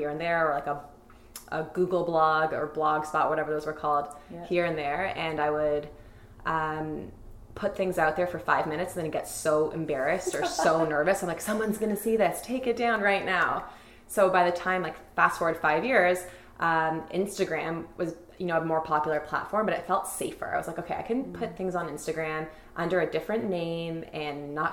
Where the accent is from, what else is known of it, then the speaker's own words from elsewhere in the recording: Toronto, Ontario, Canada; I grew up in Toronto, Midtown